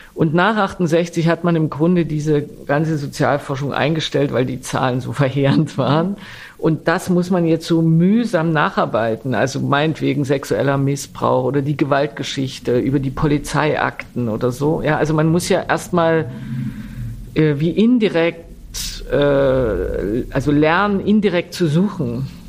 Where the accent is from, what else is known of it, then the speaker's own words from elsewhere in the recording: East Germany, Germany; als Ostdeutsche